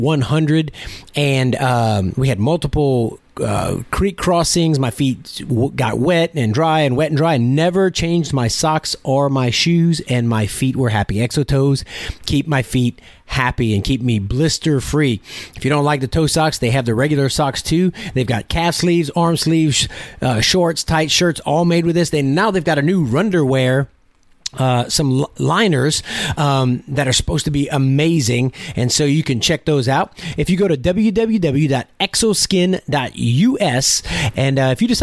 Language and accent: English; South Louisiana, United States; moved away; I'm from South Louisiana.